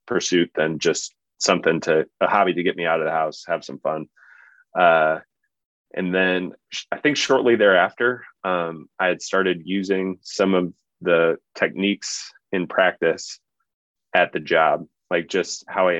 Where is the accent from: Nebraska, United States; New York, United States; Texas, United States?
Nebraska, United States; Omaha; also born or lived in New Orleans; I grew up in Omaha and love Omaha dearly